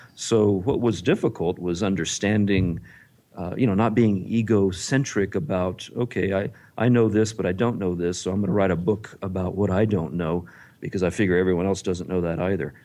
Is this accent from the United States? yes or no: yes; Texas, United States; I grew up in Texas